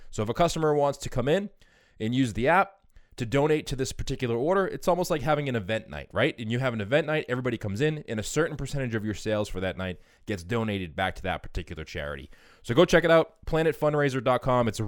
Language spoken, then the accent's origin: English; New Jersey, United States; moved away as an adult; also born or lived in Maryland / Washington, District of Columbia, United States; now in New York City, United States; I'm originally from New Jersey.